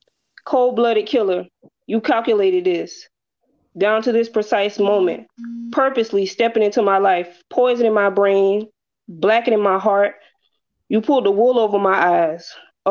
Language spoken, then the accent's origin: English; South Carolina, United States; also born or lived in Brooklyn, New York; I was born in Brooklyn, but raised in South Carolina.